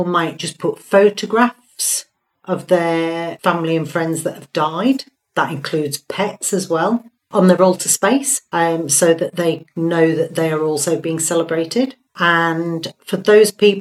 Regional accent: Hull, Yorkshire and the Humber, United Kingdom; I'm from Hull

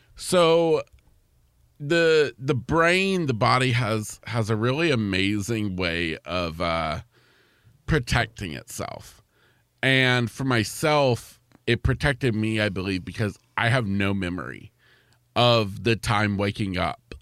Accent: East Central Florida, United States; grew up in, uh, East Central Florida

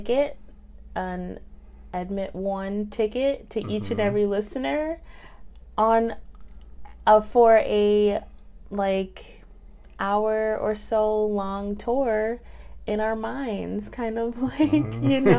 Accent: upstate New York, United States; also born or lived in Brooklyn, New York / Harlem, New York; my parents dragged all of us upstate, which is where I lived for a while, rest of my teenage years

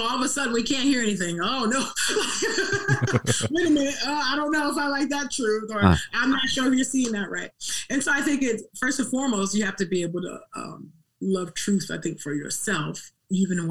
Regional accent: California, United States; as a dark-skinned Black girl growing up in California

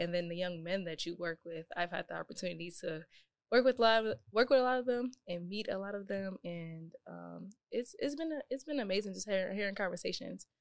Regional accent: Buffalo, New York, United States; also born or lived in Fredonia; I didn't see outside of Buffalo until I was probably about sixteen, seventeen

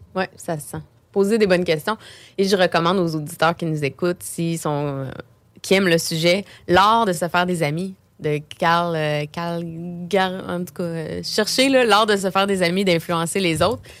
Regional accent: Beauce, Quebec, Canada; moved away as an adult; now in Quebec City, Canada; je viens de la Beauce

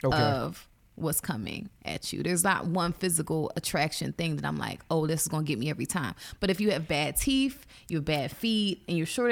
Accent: East Coast, United States; now in Los Angeles, United States; For me, my sexually attracted, not like a dominating type of guy, like an aggressive guy. I'm from the East Coast.

